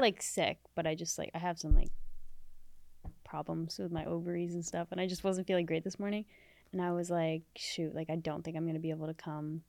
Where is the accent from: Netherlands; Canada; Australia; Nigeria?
Canada; also born or lived in Middle East; now in Los Angeles, United States; I wasn't born in Canada. I was born in the Middle East